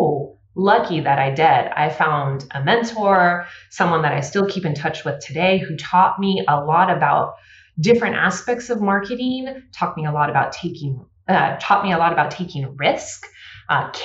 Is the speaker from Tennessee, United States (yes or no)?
no; the Bay Area, California, United States; I grew up in the Bay Area